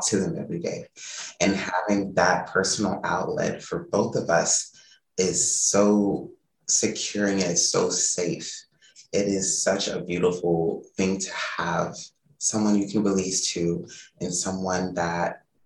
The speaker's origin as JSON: {"language": "English", "town": "Flint", "region": "Michigan", "country": "United States", "said": "I've never met another person from Flint, Michigan other than my family"}